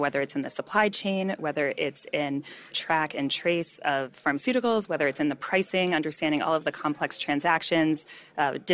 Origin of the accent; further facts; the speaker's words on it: San Francisco, California, United States; I'm from the San Francisco area